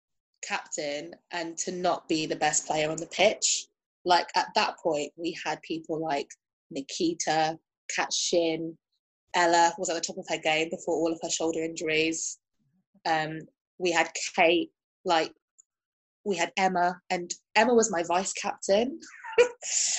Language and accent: English; London, United Kingdom; English is a second language; I grew up in Kensington and Chelsea.